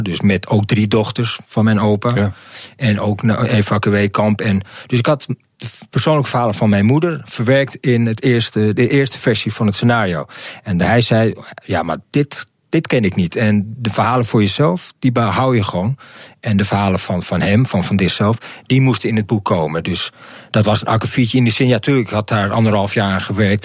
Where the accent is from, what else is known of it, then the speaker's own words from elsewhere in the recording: Amsterdam, North Holland, Netherlands; Ik, ik kom hier uit Amsterdam-Zuid. Gewoon hier een eh, steen op afstand ben ik hier eh, opgegroeid